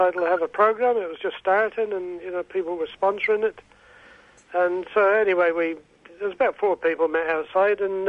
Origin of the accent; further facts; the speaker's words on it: Scotland, United Kingdom; now in Australia; I'm a Scot